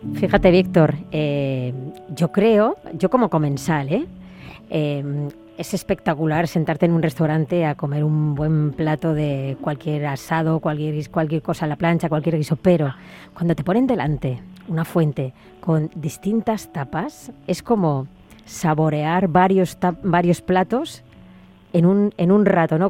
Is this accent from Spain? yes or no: yes; Spain; los españoles somos muy extrovertidos